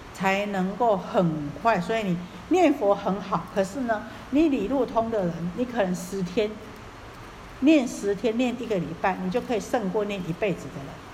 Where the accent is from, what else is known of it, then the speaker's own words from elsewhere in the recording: Taiwan; 我们台湾话